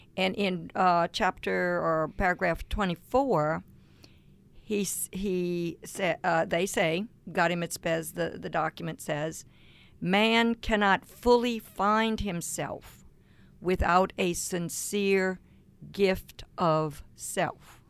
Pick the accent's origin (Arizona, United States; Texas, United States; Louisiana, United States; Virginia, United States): Louisiana, United States; Cajun; I'm a Cajun